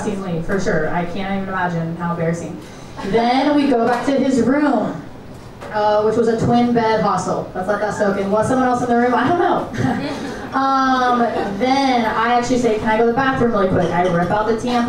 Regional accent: Nebraska, United States; now in Chicago, United States; I grew up in Nebraska, not a lot

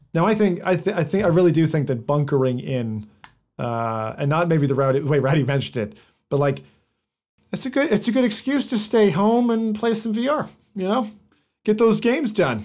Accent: United States; moved away; being half American, I was born there and grew up there

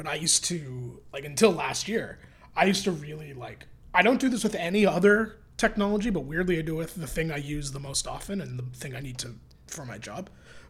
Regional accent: Toronto, Ontario, Canada; growing up in Toronto.

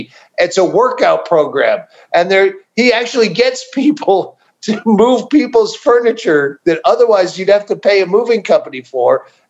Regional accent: Worcester, Massachusetts, United States; Worcester, Massachusetts.

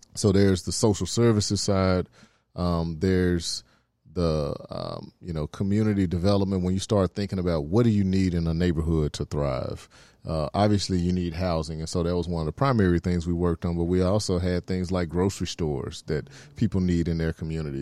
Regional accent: Memphis, Tennessee, United States; I'm from Oak Haven

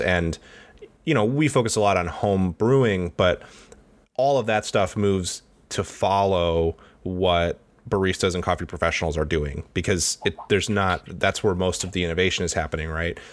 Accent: Detroit, Michigan, United States; moved away; I'm from Detroit originally

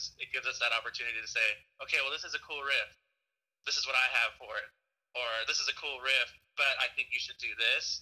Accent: Southern California, United States; growing up in Southern California

